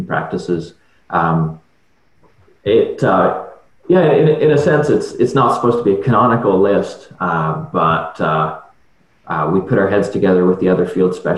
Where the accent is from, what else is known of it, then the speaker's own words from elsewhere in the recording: Atlantic Canada, Canada; moved away as an adult; also born or lived in Nova Scotia; So I grew up in Atlantic Canada